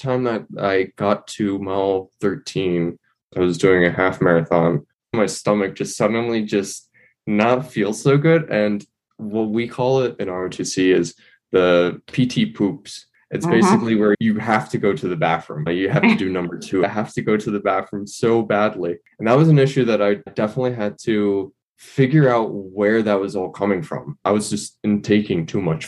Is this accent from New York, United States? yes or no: yes; New York City, New York, United States; moved away as an adult; now in Boulder, United States; I'm from New York City, but I'm living in Boulder right now because, of course, I'm studying